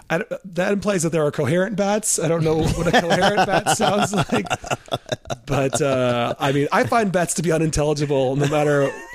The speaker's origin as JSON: {"language": "English", "town": "Perth", "region": "Western Australia", "country": "Australia", "accent": "Perth accent", "said": "I'm from out west in Australia."}